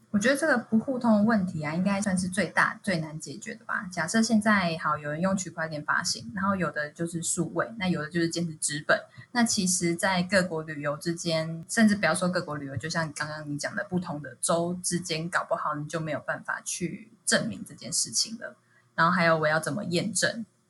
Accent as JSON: {"language": "Chinese", "country": "Taiwan", "said": "我台湾人，我去韩国玩"}